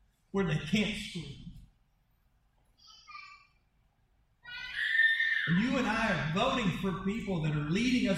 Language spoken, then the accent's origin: English; United States; As an American